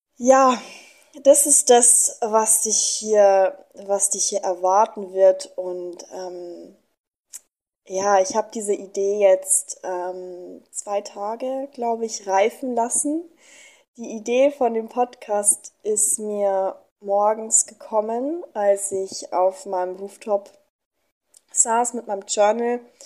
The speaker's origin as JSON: {"language": "German", "country": "Germany", "moved": "as an adult", "lives_now": "Mexico", "said": "ich komme aus Deutschland. Ich bin 24 Jahre alt und bin vor paar Monaten"}